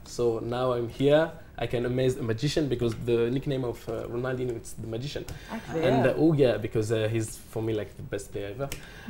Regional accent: Paris, Île-de-France, France; also born or lived in Morocco / Dubai; I'm from Paris

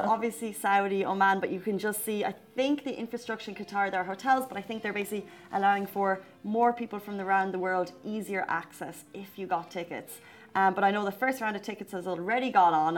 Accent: Ireland; now in Dubai, United Arab Emirates; as Irish people do. We're friendly, we like to chat

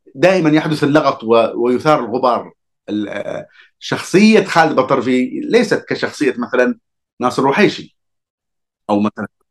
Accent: Hadhramaut, Yemen; أنا كحضرمي

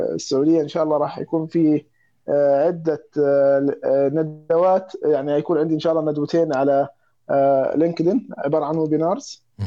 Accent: Egypt; عندنا في مصر

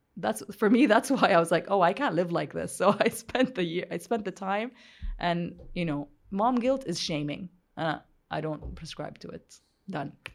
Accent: Saudi Arabia; growing up in Saudi Arabia

